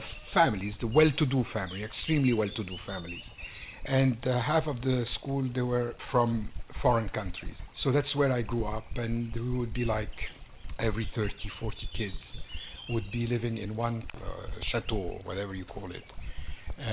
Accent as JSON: {"language": "English", "town": "Magaria", "region": "Zinder Region", "country": "Niger", "tie": "born or raised there", "also_born_or_lived": "Lebanon (ancestry)", "moved": "yes", "lives_now": "California, United States", "said": "So that's where we grew up in West Africa"}